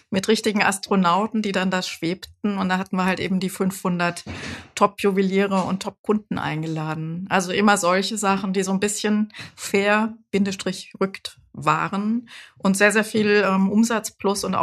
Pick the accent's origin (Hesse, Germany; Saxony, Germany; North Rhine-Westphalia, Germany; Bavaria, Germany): Hesse, Germany; Frankfurt; dann hier in Frankfurt, ich bin ja ein Frankfurter Kind, habe ich äh, Psychologie studiert